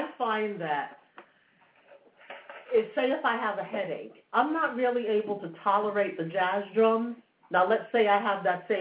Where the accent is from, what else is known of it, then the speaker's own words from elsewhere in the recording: New York City, New York, United States; I grew up in New York City